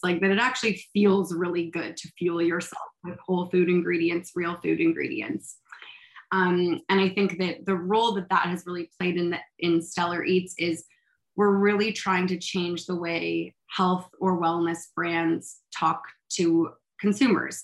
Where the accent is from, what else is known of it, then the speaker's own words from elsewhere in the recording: Toronto, Ontario, Canada; also born or lived in Montreal; I grew up in Toronto